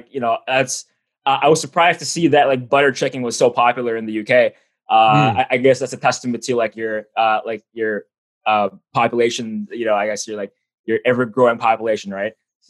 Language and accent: English; Toronto, Ontario, Canada; I was born and raised in Toronto, and I haven't really left.